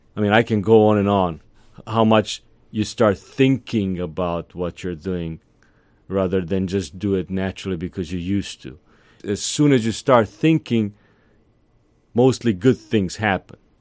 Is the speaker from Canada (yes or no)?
no; Serbia; also born or lived in Atlanta; now in Savannah, United States; In my neck of the woods, I come from Serbia, Eastern Europe.